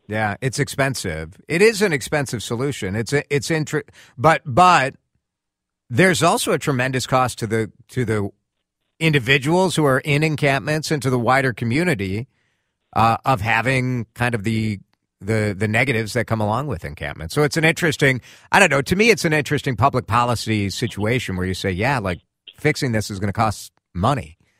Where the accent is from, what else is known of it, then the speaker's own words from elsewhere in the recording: Chicago, Illinois, United States; when I was a kid, growing up in Chicago, I grew up listening to talk radio